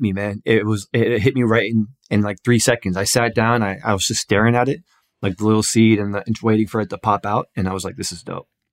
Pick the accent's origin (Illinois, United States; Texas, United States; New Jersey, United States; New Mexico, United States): New Jersey, United States; Newark; I'm from Newark, New Jersey